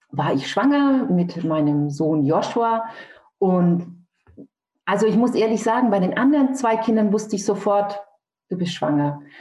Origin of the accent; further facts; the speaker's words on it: Nuremberg, Bavaria, Germany; ich komme aus Nürnberg, lebe aber mhm. jetzt hier in Niedersachsen.